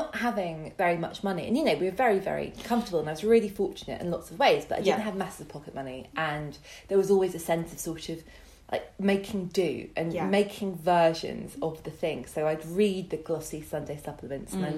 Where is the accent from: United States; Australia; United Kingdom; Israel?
United Kingdom; Dorset, South West England; moved away as an adult; also born or lived in Buckinghamshire; now in Margate, United Kingdom; I was born in Dorset, and we moved to Buckinghamshire when I was about 5 and then back to Dorset when I was 10